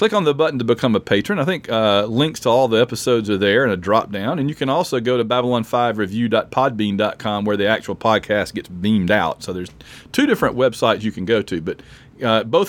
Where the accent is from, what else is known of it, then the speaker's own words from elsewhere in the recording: Sylacauga, Alabama, United States; we went through Sylacauga, where I'm from